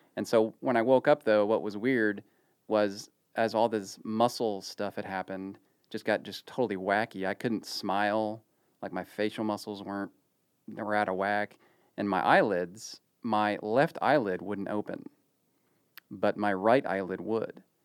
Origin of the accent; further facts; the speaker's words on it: Ohio, United States; now in Dallas, United States; growing up in the eighties in Ohio